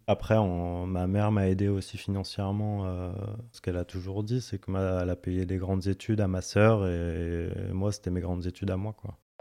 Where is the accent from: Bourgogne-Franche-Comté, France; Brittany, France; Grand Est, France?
Bourgogne-Franche-Comté, France; Dijon; Je suis né à Dijon. J'ai fait mes études à Dijon